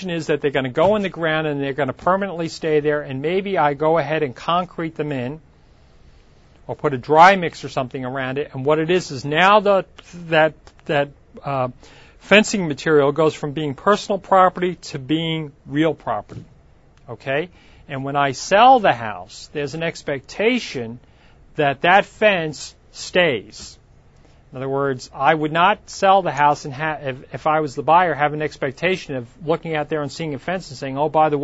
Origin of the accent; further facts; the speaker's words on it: Long Island, New York, United States; now in California, United States; When I grew up in New York, there was a lake in Long Island called Lake Ronkonkoma.